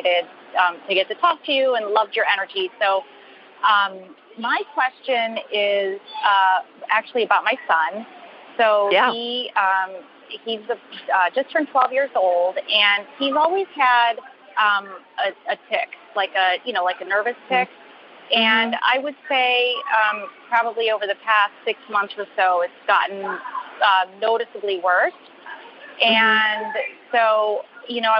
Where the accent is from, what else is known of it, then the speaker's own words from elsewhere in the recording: Charlotte, North Carolina, United States; I'm calling you from the LaGuardia Airport, but I'm from Charlotte